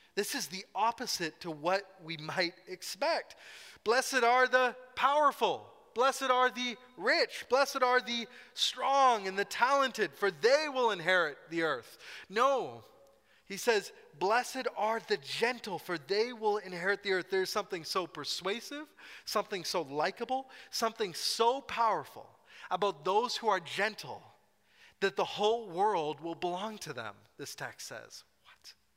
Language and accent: English; Scotland, United Kingdom; I am Scottish